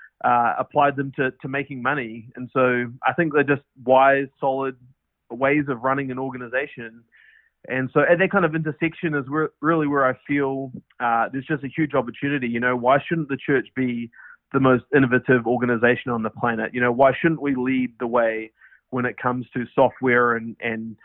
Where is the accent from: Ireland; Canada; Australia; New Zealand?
New Zealand; accent: New Zealand; moved away as an adult; now in United States; Obviously, I'm from New Zealand with my New Zealand accent. And moved up here in December of 13